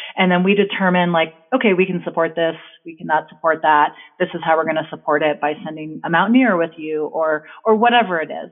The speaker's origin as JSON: {"language": "English", "region": "New Jersey", "country": "United States", "tie": "born or raised there", "moved": "yes", "lives_now": "Victor, United States", "said": "I grew up in New Jersey"}